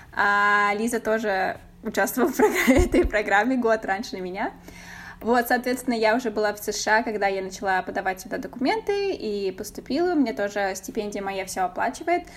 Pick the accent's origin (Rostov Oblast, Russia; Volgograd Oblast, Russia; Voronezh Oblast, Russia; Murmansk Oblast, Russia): Voronezh Oblast, Russia; Voronezh; moved away as an adult; now in United States; Мы из Воронежа